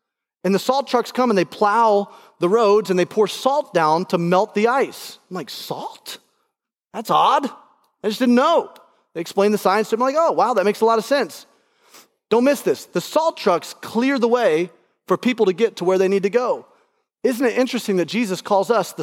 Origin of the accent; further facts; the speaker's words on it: Alabama, United States; now in Indianapolis, United States; I grew up in Alabama